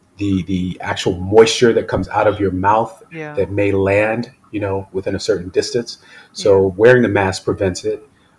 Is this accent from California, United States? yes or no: no; Chicago, Illinois, United States; now in New York, United States; I'm from Chicago, living in New York.